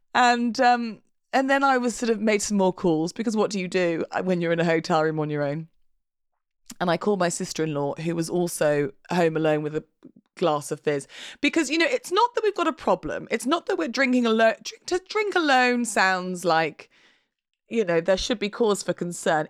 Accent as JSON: {"language": "English", "region": "England", "country": "United Kingdom", "said": "We're English."}